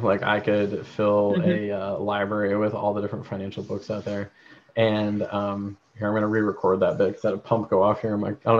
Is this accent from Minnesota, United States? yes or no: no; Georgia, United States; born there; currently based out of Georgia, which is awesome because I was born in Georgia, for anyone who doesn't know.